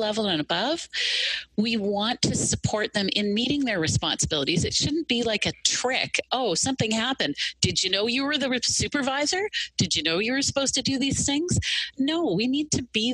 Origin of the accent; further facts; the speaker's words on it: Ontario, Canada; I'm Canadian. I'm from Ontario